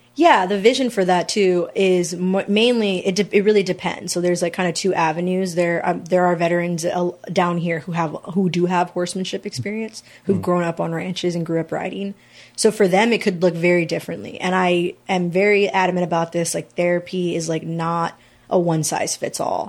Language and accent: English; San Antonio, Texas, United States; moved away as an adult; I'm originally from San Antonio